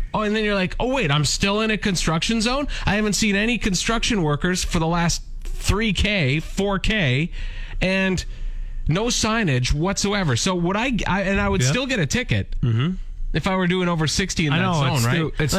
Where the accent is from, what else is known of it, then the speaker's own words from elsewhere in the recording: Langenburg, Saskatchewan, Canada; my hometown of Landingham